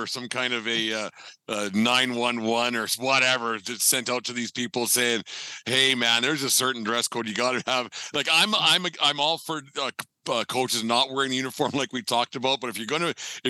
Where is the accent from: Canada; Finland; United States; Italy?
Canada; Fort Macleod, Alberta; my hometown of Fort McLeod